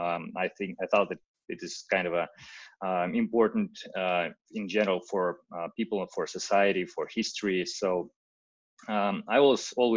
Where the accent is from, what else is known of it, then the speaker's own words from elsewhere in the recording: Russia; English is a second language; moved away as an adult; now in Okinawa, Japan; I'm from Russia. I live